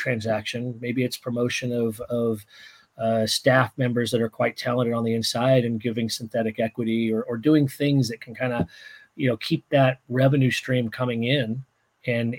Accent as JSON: {"language": "English", "town": "Santa Maria", "region": "California", "country": "United States", "said": "my wife and I come from Santa Maria, California, and we barbecue with red oak, and so it married my home with oak trees"}